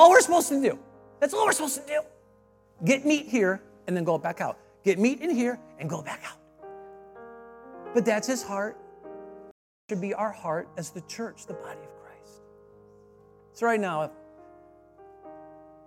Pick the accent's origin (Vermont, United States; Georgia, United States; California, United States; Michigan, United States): Michigan, United States; I'm from Michigan